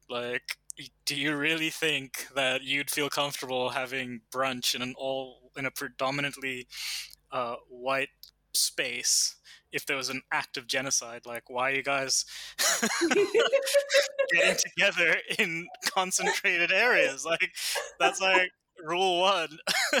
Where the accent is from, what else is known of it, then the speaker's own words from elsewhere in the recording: Canada; born there; the fact that I was born in Canada is a direct, it's a direct impact of apartheid.